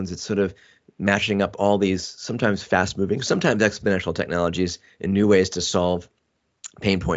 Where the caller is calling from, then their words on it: Portola Valley, California, United States; I am coming from Silicon Valley, actually in Portola Valley, which is about three miles away from Stanford University.